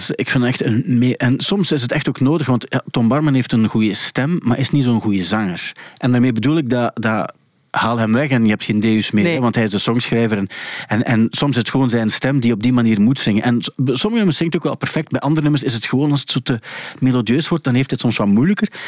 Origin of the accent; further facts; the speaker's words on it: Ingelmunster, Flanders, Belgium; also born or lived in Kortrijk; now in Ghent, Belgium; Eh, ik ben afkomstig van Engelmunster. Dat ligt tegen